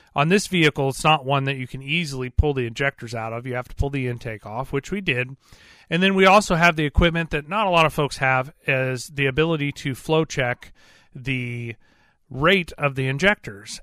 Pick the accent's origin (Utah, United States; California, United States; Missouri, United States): Missouri, United States; I'm from Missouri. This is the Show Me State